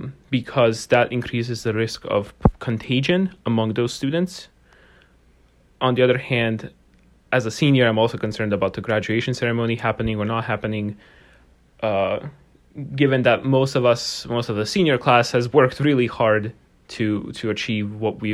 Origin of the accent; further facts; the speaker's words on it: Bosnia & Herzegovina; English is a second language; I'm from Bosnia and Herzegovina, and this is a very hectic moment, I would say, for every person on campus, especially international students